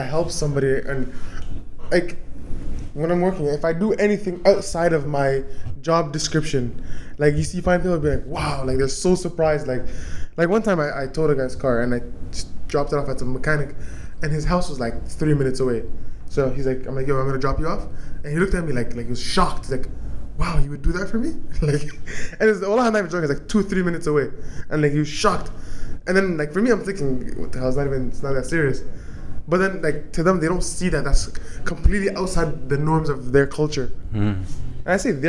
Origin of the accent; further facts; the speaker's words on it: Canada; He just knows that we came from Canada to learn Arabic.